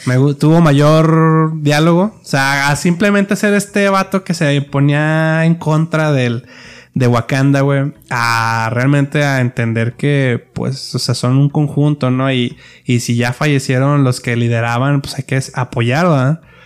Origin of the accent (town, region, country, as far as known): Mexico